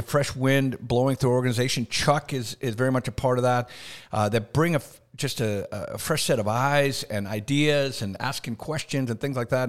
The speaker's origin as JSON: {"language": "English", "country": "Canada", "tie": "born or raised there", "also_born_or_lived": "Decatur, Alabama / Birmingham, Alabama", "moved": "as an adult", "lives_now": "United States", "said": "born and raised in Canada"}